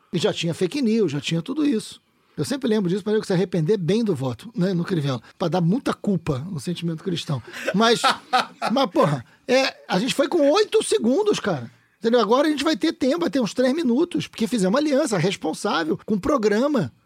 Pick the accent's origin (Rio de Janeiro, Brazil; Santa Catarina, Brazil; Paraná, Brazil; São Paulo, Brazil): Rio de Janeiro, Brazil; Niterói; also born or lived in São Gonçalo; eu nasci em São Gonçalo, fui criado em Niterói.